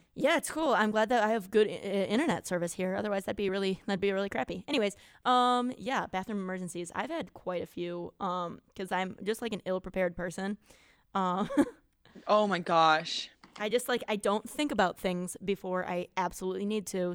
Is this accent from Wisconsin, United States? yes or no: yes; near Gibraltar Rock, driftless area of Wisconsin, United States; moved away; this place uh, that's sort of near my hometown that is called Gibraltar Rock